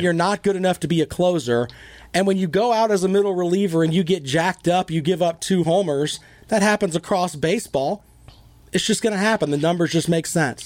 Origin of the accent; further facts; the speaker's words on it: the South, United States; I am a Southerner